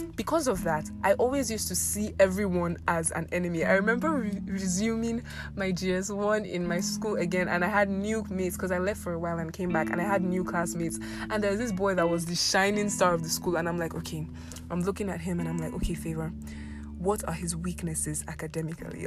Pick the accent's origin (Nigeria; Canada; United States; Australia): Nigeria; Abuja, Federal Capital Territory; also born or lived in Ekiti State; I was born and raised in Abuja.